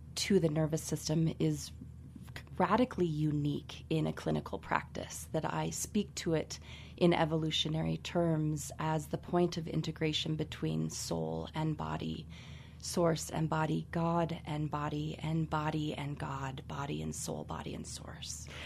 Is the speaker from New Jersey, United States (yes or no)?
no; Carbondale, Colorado, United States; I was born and raised here in Carbondale, Colorado